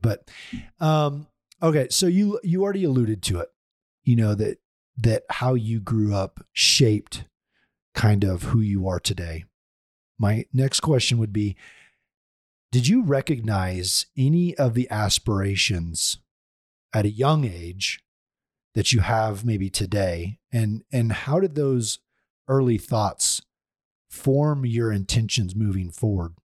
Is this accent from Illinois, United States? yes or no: no; Oklahoma, United States; I'm from Oklahoma